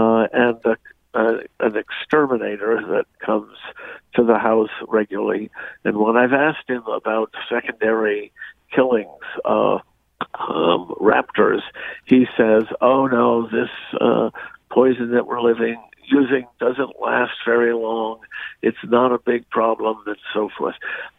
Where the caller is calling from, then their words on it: Sharon, Connecticut, United States; So I am calling from Sharon. We live on the banks of the Housatonic River.